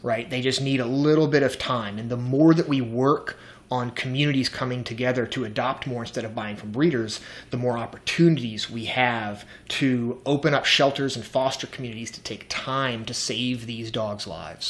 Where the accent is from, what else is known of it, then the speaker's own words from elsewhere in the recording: the South, United States; I'm from the South.